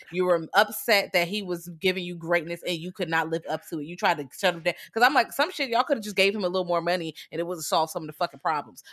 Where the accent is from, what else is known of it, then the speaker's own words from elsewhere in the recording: United States; I'm American